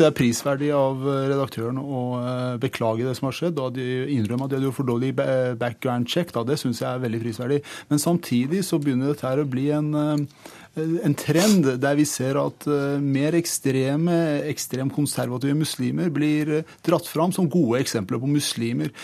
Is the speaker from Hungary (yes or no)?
no; Iran; now in Norway; jeg er født i Iran, oppvokst i Iran